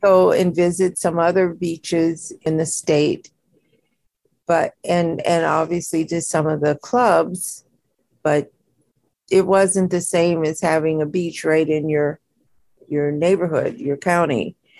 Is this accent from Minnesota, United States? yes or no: yes; Minnesota, United States; Minnesota, where I'm from